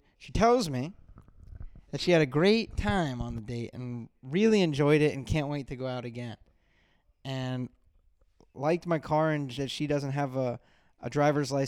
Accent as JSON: {"language": "English", "region": "South Florida", "country": "United States", "said": "I'm from South Florida."}